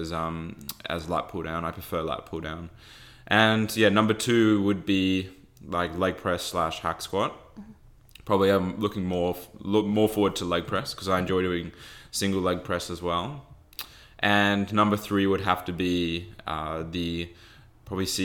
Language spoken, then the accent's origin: English; Australia; accent: Aussie; I don't even have a strong Aussie accent